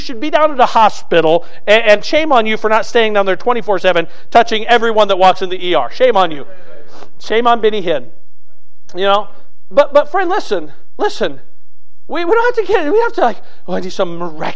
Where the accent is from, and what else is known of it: United States